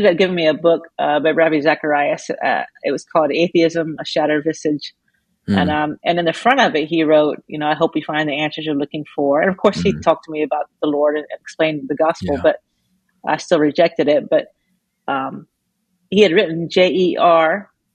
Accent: Georgia, United States; I grew up in Georgia most of the time

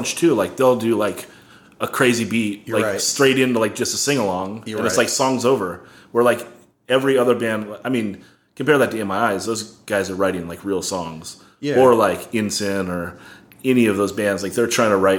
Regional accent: Oxnard, California, United States; We're from Oxnard

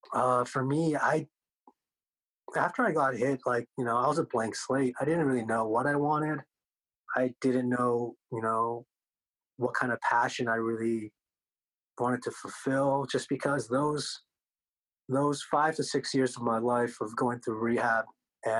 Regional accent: Denver, Colorado, United States; first language Korean; English is a second language; I was born in Denver

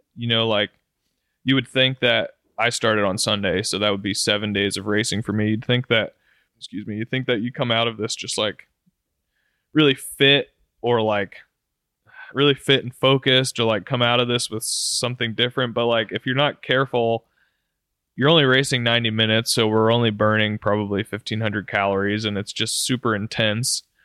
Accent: Roanoke, Virginia, United States; Roanoke, right in my hometown

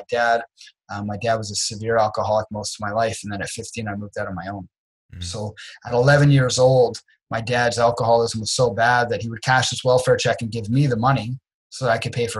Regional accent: Dartmouth, Nova Scotia, Canada; also born or lived in Trenton, Nova Scotia; I grew up in Dartmouth, Nova Scotia

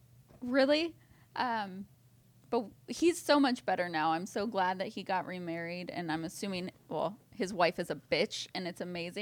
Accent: Ashtabula, Ohio, United States; I am from Ashtabula, Ohio.

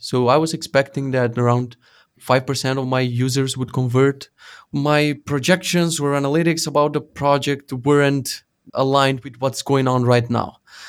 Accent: North Macedonia; So I made this like a news portal for our country. I'm from Macedonia.

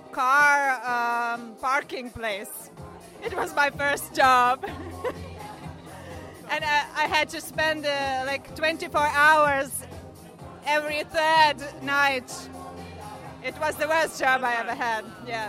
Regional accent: Lithuania; I come from Lithuania. It's one of the Baltic states.

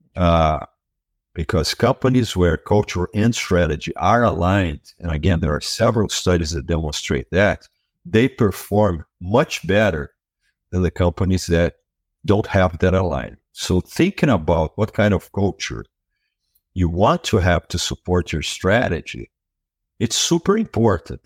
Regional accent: Brazil; moved away as an adult; now in United States; I was born and raised in Brazil, and I was there for the first thirty years of my life

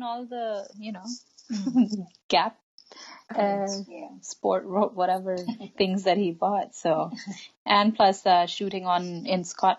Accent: India; now in Canada; we grew up in a context where these movies were everywhere.

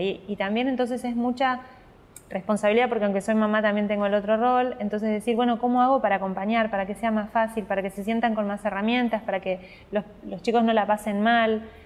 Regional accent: San Carlos de Bariloche, Río Negro, Argentina; moved away as an adult; also born or lived in Río Colorado, Río Negro, Argentina; now in Buenos Aires, Argentina; nací y después nos fuimos a Bariloche que estaba mi papá y mi hasta otra hermana. En Bariloche? Hasta los 18 que me vine a estudiar a Buenos Aires.

